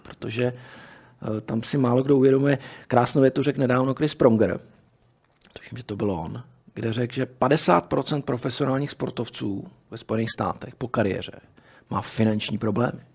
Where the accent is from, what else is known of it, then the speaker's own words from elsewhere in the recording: Czechia; my jsme Češi